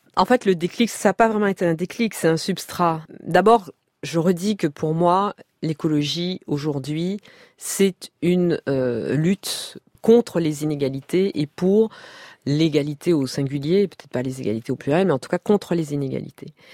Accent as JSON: {"language": "French", "country": "Martinique", "tie": "born or raised there", "also_born_or_lived": "Paris", "moved": "yes", "said": "J'ai grandi en Martinique, donc euh, j'étais insulaire"}